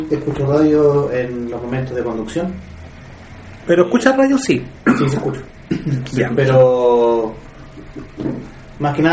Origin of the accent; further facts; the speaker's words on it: La Serena, Coquimbo, Chile; now in Concepción, Chile; tengo 24 años. como una se podría decir Concepción, pero originalmente soy de La Serena.